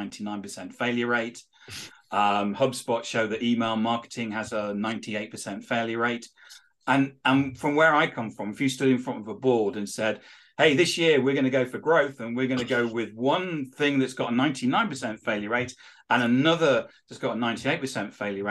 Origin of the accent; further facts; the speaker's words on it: Georgia, United States; I'm actually from Georgia.